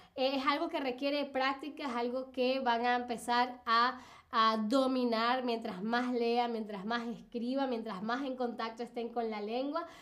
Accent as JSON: {"language": "Spanish", "country": "Venezuela", "said": "yo soy de Venezuela, Latinoamérica"}